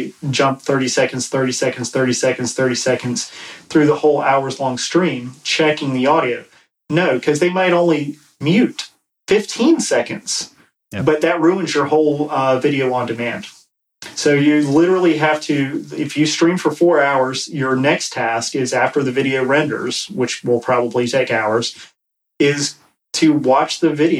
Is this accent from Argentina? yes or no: no; East Coast, United States; I'm from the East Coast